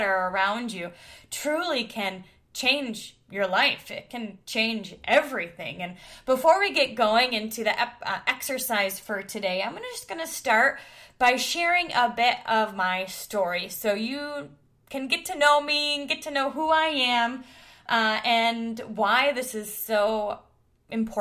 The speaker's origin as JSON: {"language": "English", "town": "Detroit", "region": "Michigan", "country": "United States", "tie": "born or raised there", "said": "I grew up in the Detroit area"}